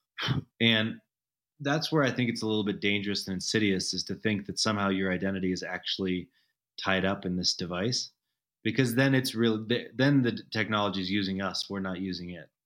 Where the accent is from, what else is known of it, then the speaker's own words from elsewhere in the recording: Denver, Colorado, United States; moved away as an adult; also born or lived in San Francisco / Los Angeles; now in Telluride, United States; so I moved back partially out of this nostalgia for growing up in Denver